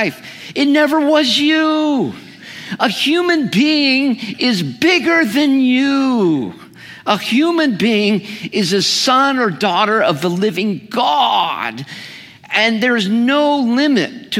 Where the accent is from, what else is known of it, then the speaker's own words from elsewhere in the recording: California, United States; I'm a Californian